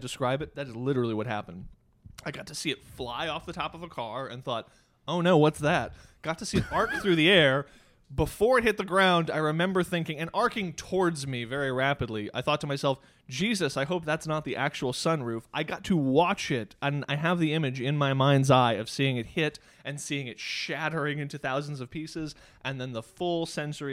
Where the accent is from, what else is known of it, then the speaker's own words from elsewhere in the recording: Dallas, Texas, United States; I grew up in Dallas.